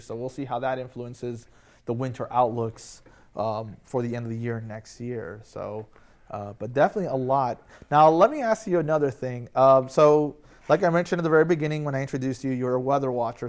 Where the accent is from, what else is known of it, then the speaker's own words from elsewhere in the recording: Florida, United States; also born or lived in Michigan; now in Delmarva Peninsula, United States; I grew up in Florida